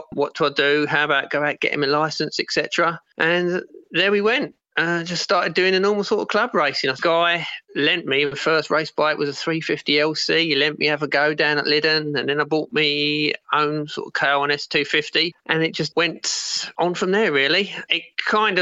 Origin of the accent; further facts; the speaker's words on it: Kent, South East England, United Kingdom; I'm from Kent, living in Herne Bay in Kent.